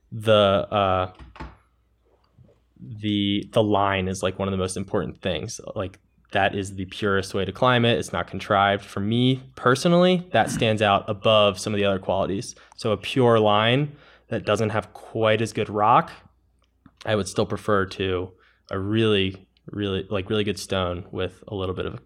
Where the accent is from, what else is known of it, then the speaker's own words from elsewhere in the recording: Maryland, United States; I'm from Maryland, and we just have horrible, horrible choss all over the place.